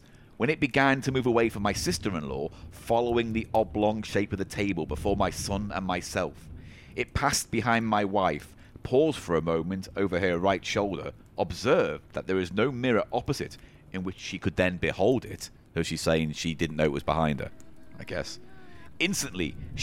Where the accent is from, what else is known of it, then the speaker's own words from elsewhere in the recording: the Wirral, North West England, United Kingdom; that's where I'm from